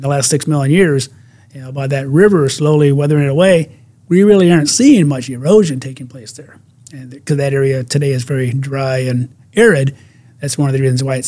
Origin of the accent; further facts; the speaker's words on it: Michigan, United States; my home state of Michigan